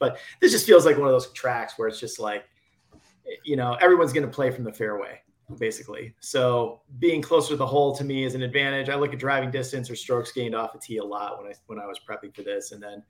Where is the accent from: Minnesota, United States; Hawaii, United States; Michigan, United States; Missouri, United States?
Michigan, United States; moved away; also born or lived in Detroit area, Michigan; Lived in the Detroit. I grew up in Michigan, and I lived in the Detroit area for about 6 years.